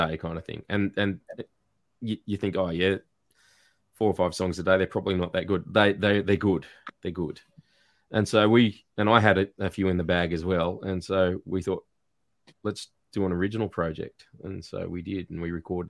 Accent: Newcastle, New South Wales, Australia; also born or lived in Tasmania; now in Gippsland, Australia; I grew up in Newcastle in New South Wales

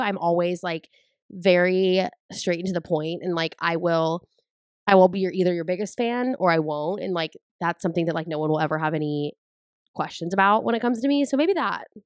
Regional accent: San Angelo, Texas, United States; moved away; I'm originally from San Angelo, Texas

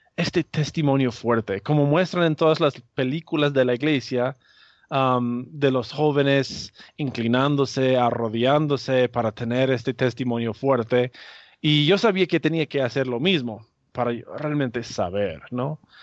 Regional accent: United States; yo soy norteamericano

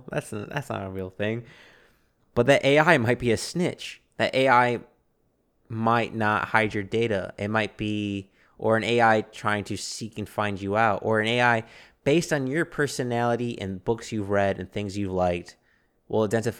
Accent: Chicago, Illinois, United States; We're both originally from Chicago.

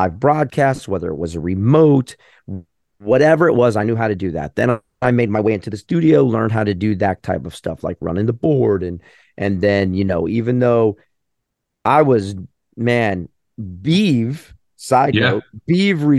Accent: St. Petersburg, Florida, United States; growing up in St. Pete

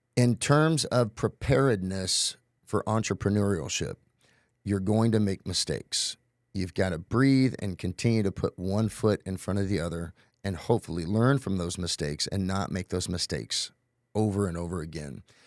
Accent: Tulsa, Oklahoma, United States; I'm originally from Tulsa, Oklahoma

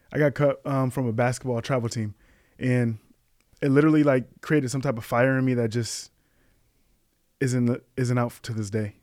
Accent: Kalamazoo, Michigan, United States; moved away as an adult; now in Chicago, United States; I was born in Kalamazoo, Michigan

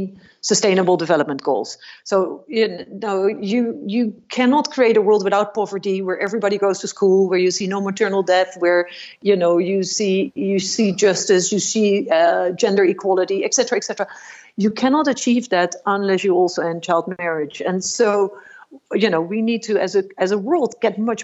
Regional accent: Netherlands; I grew up in the Netherlands in a middle-class family

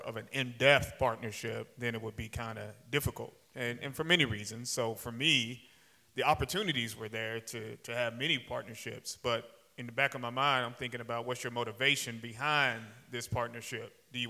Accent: Sikeston, Missouri, United States; moved away as an adult; I was born and raised in Sykeston, so my yeah. first 18 years of my life was Sykeston. I was yeah. gone for about, let's say, 20 years

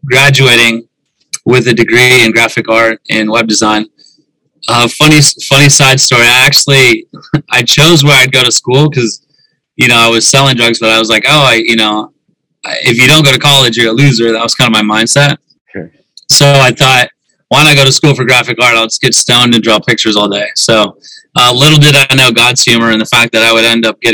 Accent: South Dakota, United States; I grew up in South Dakota

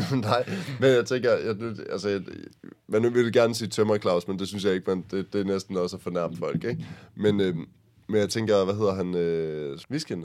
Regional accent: Aarhus, Central Denmark Region, Denmark; der hvor jeg kommer fra, fra Aarhus Egen

